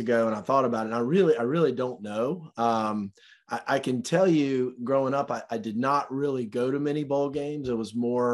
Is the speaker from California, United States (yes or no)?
no; Greenville, South Carolina, United States; growing up in Greenville, South Carolina